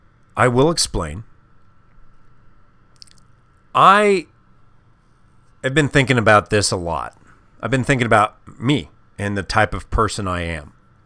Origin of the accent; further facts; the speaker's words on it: Midwest, United States; When I was a kid, I grew up in the Midwest.